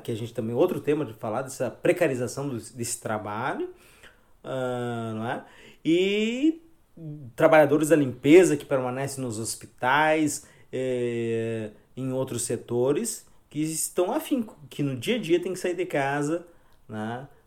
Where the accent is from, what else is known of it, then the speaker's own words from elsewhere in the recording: Brazil; Nós brasileiros